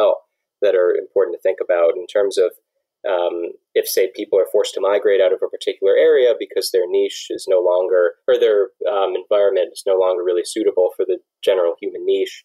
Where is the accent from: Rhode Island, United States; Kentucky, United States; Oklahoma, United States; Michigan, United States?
Michigan, United States; Detroit; I'm from Metro Detroit, a very small suburb, and that's also where I grew up. You know, I spent my whole life in the same house